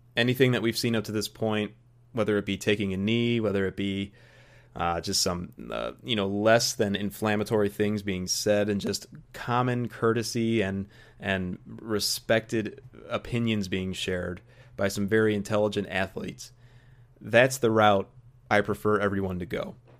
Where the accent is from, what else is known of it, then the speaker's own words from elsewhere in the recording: United States; an American golf fan